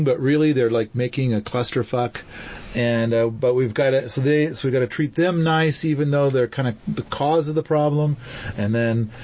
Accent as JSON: {"language": "English", "region": "Eastern Oregon", "country": "United States", "tie": "born or raised there", "said": "I'm from Eastern Oregon. And there's a county that I grew up"}